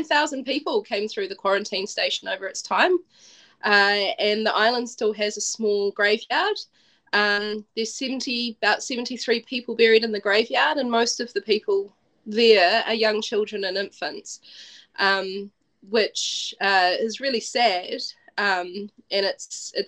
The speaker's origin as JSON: {"language": "English", "region": "Wellington", "country": "New Zealand", "also_born_or_lived": "Dunedin", "said": "I'm from Wellington, we have a harbour here"}